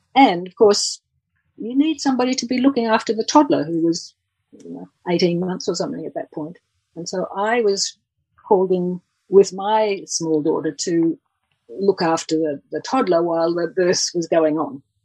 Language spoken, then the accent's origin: English; Australia; also born or lived in England; I'm I'm actually Australian